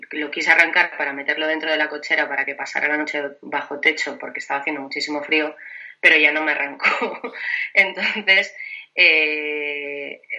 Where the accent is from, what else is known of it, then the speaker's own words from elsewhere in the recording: Villaseca, Castile and León, Spain; Mi pueblo se llama Villaseca y está a mil doscientos y pico.